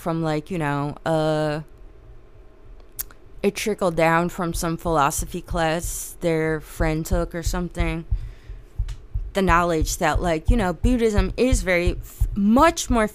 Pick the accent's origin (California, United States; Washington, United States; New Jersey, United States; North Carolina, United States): New Jersey, United States; I'm from New Jersey.